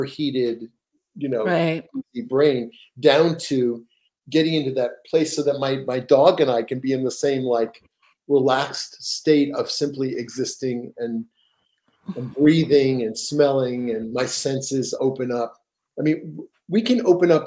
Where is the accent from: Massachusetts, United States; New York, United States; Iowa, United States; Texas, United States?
New York, United States; now in Seattle, United States; I'm from New York, the Metropolitan Museum of Art